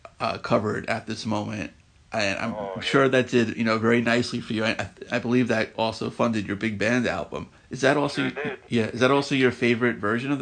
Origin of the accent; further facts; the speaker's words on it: New York City, New York, United States; I'm originally from Queens.